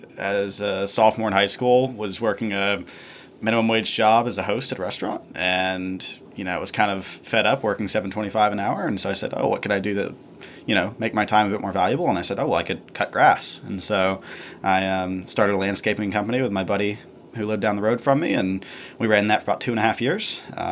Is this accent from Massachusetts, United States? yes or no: no; Columbus, Georgia, United States; Yeah, so I'm from a town in kind of southwest Georgia called Columbus. It's right on the border with Alabama, about 5 minutes from the Phoenix City, Alabama.